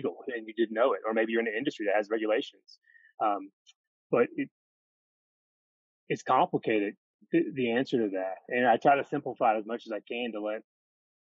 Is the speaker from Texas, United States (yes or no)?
no; Fordsville, Kentucky, United States; moved away as an adult; also born or lived in Hilton Head / South Korea / Los Angeles / Louisville; from Western Kentucky, from born and raised in Fordsville, Kentucky